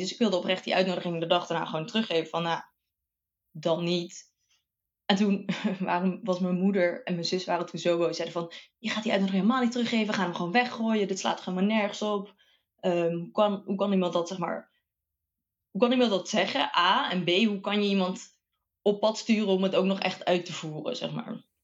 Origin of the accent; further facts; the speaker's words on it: Bergen op Zoom, North Brabant, Netherlands; moved away as an adult; also born or lived in Delft / Eindhoven; opgegroeid in Brabant, Berg op Zoom